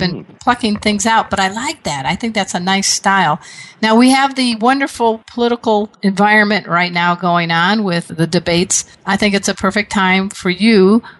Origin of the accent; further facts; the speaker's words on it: Chicago, Illinois, United States; I'm from Chicago.